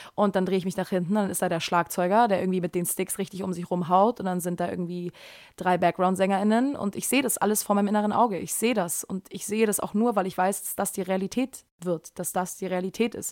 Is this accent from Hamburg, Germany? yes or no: yes; Hamburg, Germany; ich komme hier aus Hamburg, ich bin aber, eigentlich bin ich in Bergedorf geboren, ähm, aber jetzt wohne ich in Eppendorf